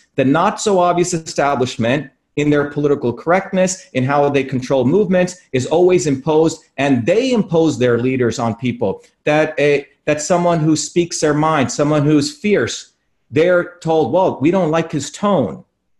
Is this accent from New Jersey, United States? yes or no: yes; New Jersey, United States; my service back to working class folks who I grew up in New Jersey.